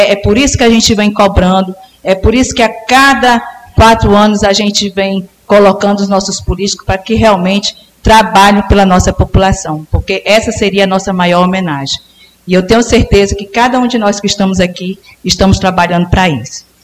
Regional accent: Medicilândia, Pará, Brazil; nasci em Medicilândia, enterrei o meu umbigo em Medicilândia.

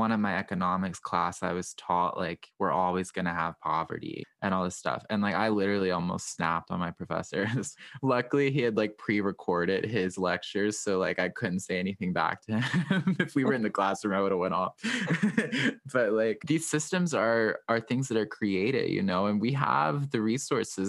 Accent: Southwestern Virginia, United States; the community that I grew up in Southwestern Virginia.

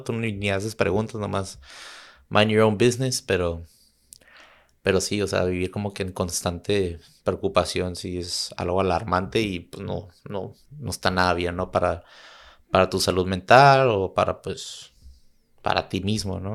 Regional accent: Tijuana, Baja California, Mexico; also born or lived in San Diego / Chula Vista / Santa Cruz; yo vivo en Tijuana yo viví en Tijuana, nací en San Diego, progresé toda mi vida en Tijuana

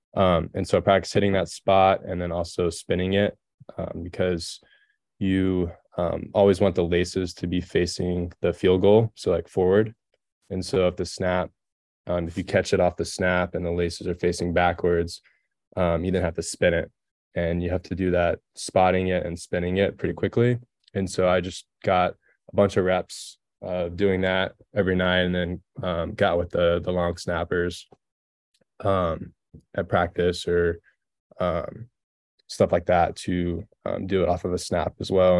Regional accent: Texas, United States; moved away as an adult; growing up in Texas

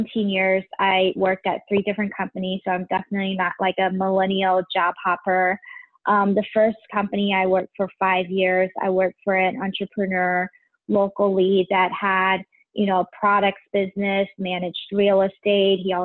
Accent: Taiwan; now in Cincinnati, United States; I'm originally from Taiwan.

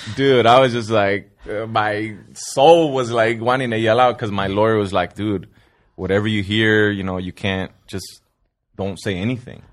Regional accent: Sun Valley, California, United States; I grew up in Sun Valley, California

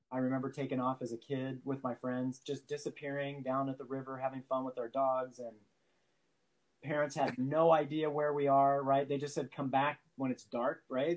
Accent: San Francisco Bay, California, United States; I grew up sailing in San Francisco Bay.

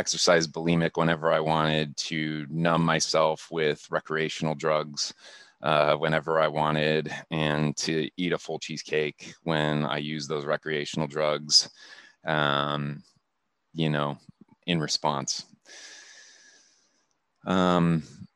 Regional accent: Akron, Ohio, United States; moved away as an adult; now in Seattle, United States; I'm just a kid from Akron, Ohio. So I grew up in Akron

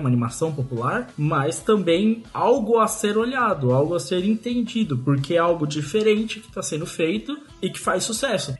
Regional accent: Brazil; nós somos brasileiros

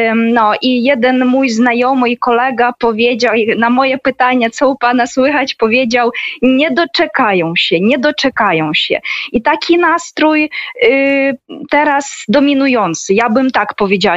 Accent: Sievierodonetsk, Luhansk Oblast, Ukraine; Polish is a second language; now in Kharkiv, Ukraine; ja też urodziłam się właśnie w tym miasteczku małym Siewierodonieck w obwodzie ługanskim

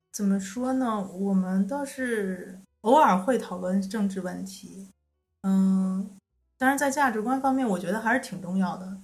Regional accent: China; now in Finland; 我们中国人

